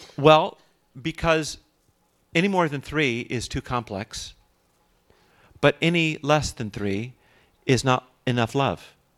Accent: Los Angeles, California, United States; I grew up in Los Angeles

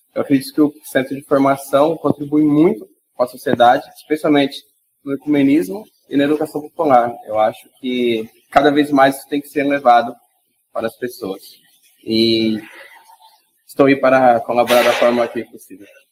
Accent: São Paulo, Brazil; eu sou de São Paulo, participo do curso de verão lá como voluntário há quatro anos

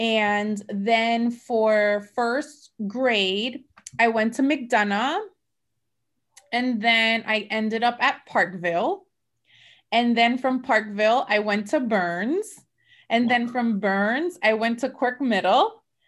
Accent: Mayagüez, Puerto Rico; So I'm from La Isla del Encanto. I'm from Puerto Rico. I was born in Mayagüez, Puerto Rico.

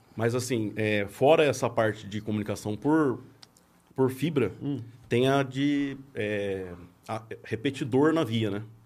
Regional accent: Passa Quatro, Minas Gerais, Brazil; moved away as an adult; now in São Paulo, Brazil; Sou mineiro de Passa Quatro, sul de Minas

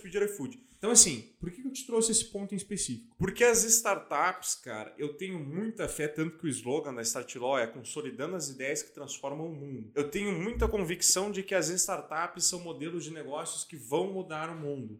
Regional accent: Lages, Santa Catarina, Brazil; moved away; Na minha cidade natal, Lages, cara, a, a minha casa fica num bairro.

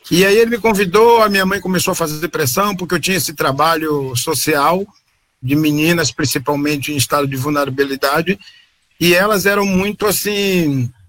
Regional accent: Salvador, Bahia, Brazil; moved away as an adult; now in Rio Claro, Brazil; eu sempre morei, nasci em Salvador, sempre morei em Salvador

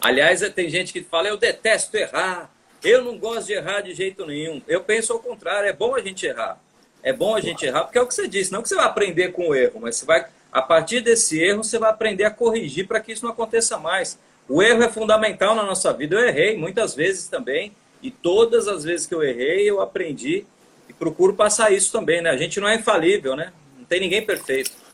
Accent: São Paulo, Brazil; moved away as an adult; now in Fortaleza, Brazil; Sou paulistano, paulistano da Penha, na Zona Leste

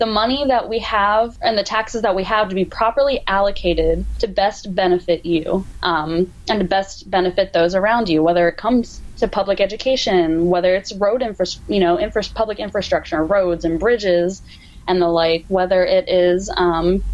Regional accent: Hanover, Pennsylvania, United States; for a local manufacturer in Hanover, in my hometown, called Legacy Athletic.

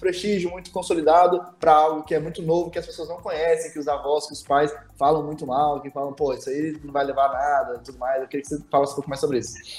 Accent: Brasília, Federal District, Brazil; eu sou de Brasília

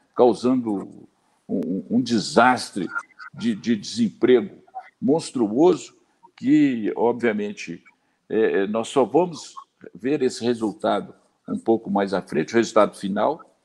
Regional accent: Zona da Mata, Minas Gerais, Brazil; also born or lived in Botelhos, Minas Gerais; sou da Zona da Mata

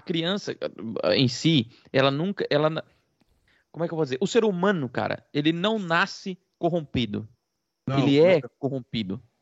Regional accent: Brazil; aqui nós somos brasileiros e não somos portugueses

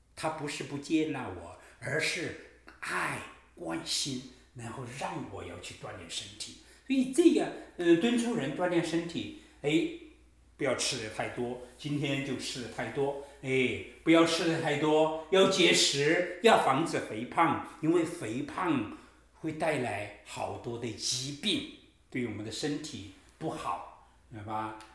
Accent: China; 我们中国人讲男女平等，大概几十年的时间

